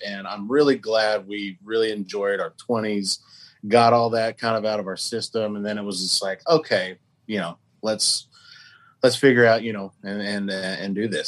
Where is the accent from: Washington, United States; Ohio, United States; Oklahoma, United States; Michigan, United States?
Oklahoma, United States; we're all from Oklahoma